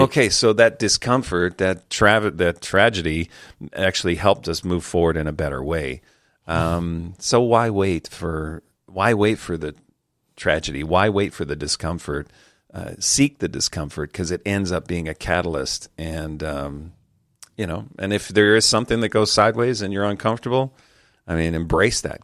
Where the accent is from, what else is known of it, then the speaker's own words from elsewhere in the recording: Calgary, Alberta, Canada; Calgary, my hometown